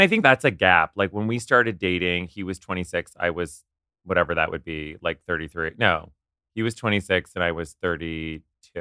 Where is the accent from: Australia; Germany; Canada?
Canada; Ottawa, Ontario; moved away as an adult; also born or lived in Kingston / New York; I grew up in Ottawa, and then I went to school